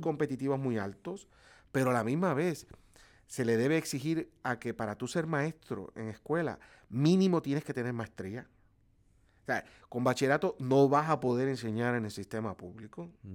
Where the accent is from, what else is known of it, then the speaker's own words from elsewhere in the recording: Puerto Rico; los puertorriqueños